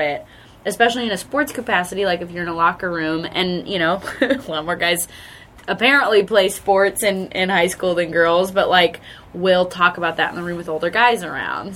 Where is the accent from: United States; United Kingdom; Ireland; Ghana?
United States; Charlotte, North Carolina; born or raised there; also born or lived in Asheville, North Carolina